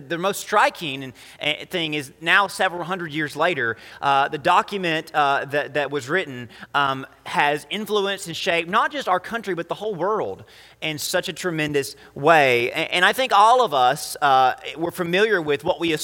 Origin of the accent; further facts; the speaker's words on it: United States; as an American, as someone who's very blessed in America